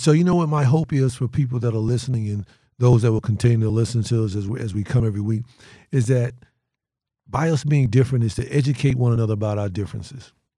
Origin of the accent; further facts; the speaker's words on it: North Carolina, United States; moved away as an adult; also born or lived in Detroit; I am from North Carolina going into Detroit, uh, huge metropolitan city